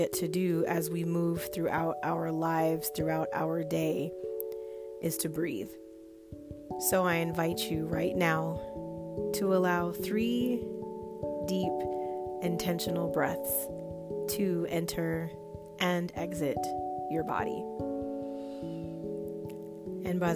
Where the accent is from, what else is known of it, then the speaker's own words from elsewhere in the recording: Southern California, United States; I'm also from Southern California